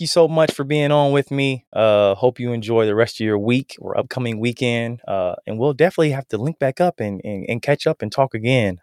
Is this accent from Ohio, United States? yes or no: yes; Canton, Ohio, United States; now in Huntersville, United States; I'm originally from Canton, Ohio